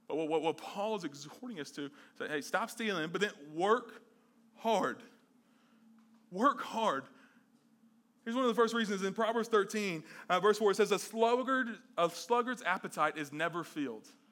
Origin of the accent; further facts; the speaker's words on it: the South, United States; growing up in the South